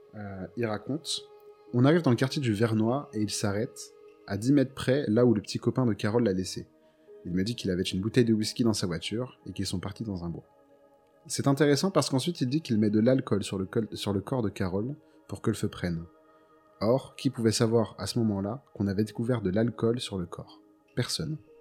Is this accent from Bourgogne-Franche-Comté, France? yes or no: yes; Montceau-les-Mines, Bourgogne-Franche-Comté, France; ma ville natale qui est Montsolémy dans Saône-et-Loire